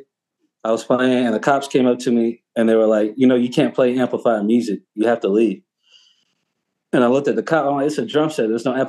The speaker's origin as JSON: {"language": "English", "town": "Houston", "region": "Texas", "country": "United States", "said": "I was like, cool, I'm from Houston."}